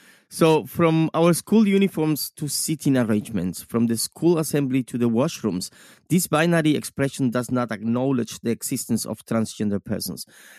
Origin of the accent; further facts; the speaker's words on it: Cuba; moved away; I come from Cuba